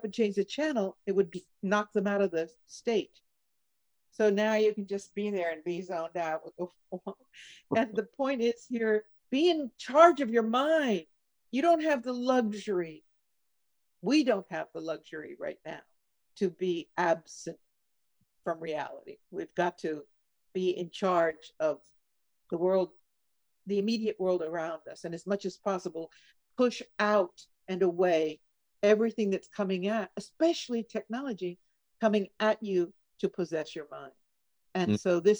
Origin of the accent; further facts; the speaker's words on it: California, United States; I grew up in California